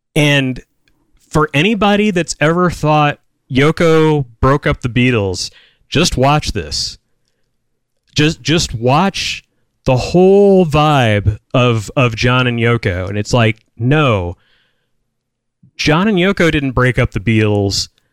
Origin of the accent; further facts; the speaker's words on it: United States; growing up in American culture